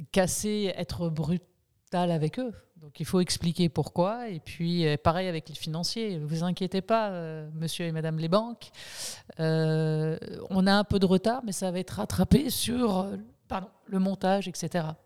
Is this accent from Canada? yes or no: yes; Quebec City, Quebec, Canada; born there; même si j'ai pas l'accent québécois, je suis née à, à Québec, donc j'ai la double nationalité. Je suis française et franco-québécoise, canadienne, donc québécoise.